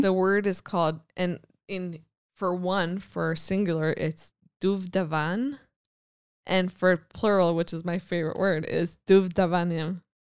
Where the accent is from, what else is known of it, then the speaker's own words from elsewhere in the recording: United States; now in Israel; being American